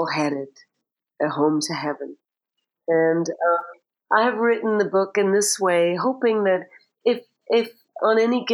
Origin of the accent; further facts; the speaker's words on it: Derry, Northern Ireland, United Kingdom; the city cemetery in Derry, my hometown.